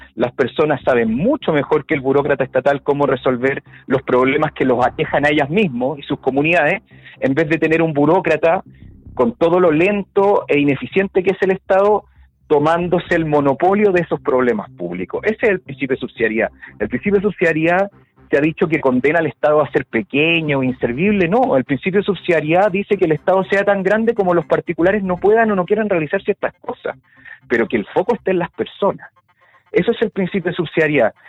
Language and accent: Spanish; Chile; nosotros los chilenos